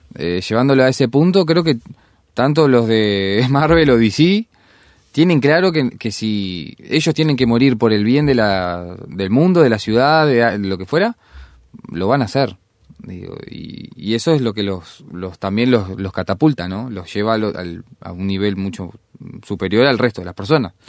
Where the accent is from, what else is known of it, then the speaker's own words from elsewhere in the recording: Uruguay; nosotros somos uruguayos